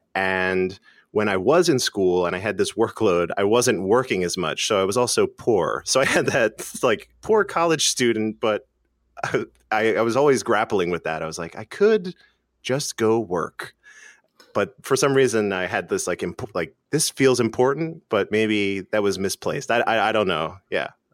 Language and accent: English; Philadelphia, Pennsylvania, United States; Philadelphia, born and raised